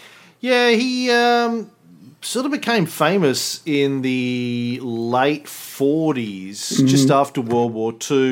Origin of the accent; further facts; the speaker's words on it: Scotland, United Kingdom; my mama never gave no birth to no fool. I'm a Scotsman.